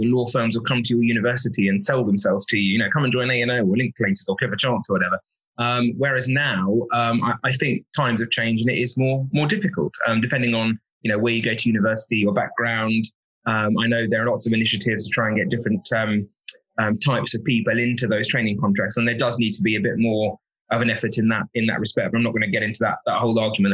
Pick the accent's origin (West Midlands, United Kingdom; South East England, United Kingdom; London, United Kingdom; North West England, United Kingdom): South East England, United Kingdom; Kent; I was born in Kent